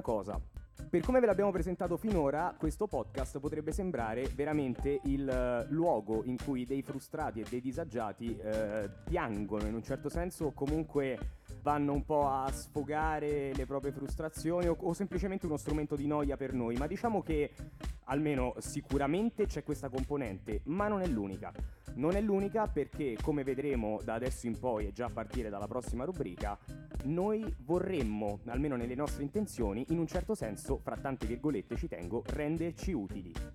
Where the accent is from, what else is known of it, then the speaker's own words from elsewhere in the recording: Latina, Lazio, Italy; Qui siamo nella mia città natale, a Latina